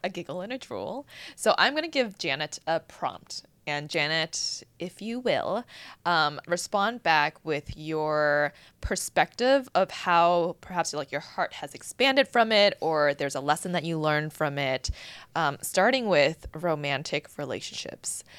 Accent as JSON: {"language": "English", "town": "Boston", "region": "Massachusetts", "country": "United States", "tie": "born or raised there", "moved": "yes", "lives_now": "Los Angeles, United States", "said": "growing up in Boston"}